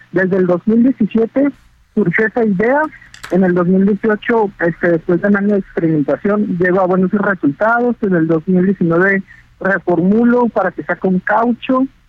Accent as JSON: {"language": "Spanish", "country": "Mexico", "said": "Como mexicano"}